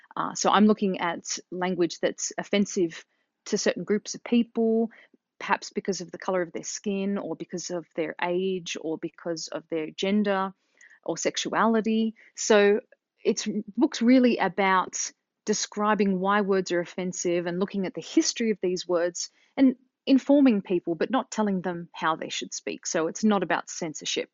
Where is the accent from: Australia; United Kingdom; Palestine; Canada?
Australia; moved away as an adult; now in United States; growing up in Australia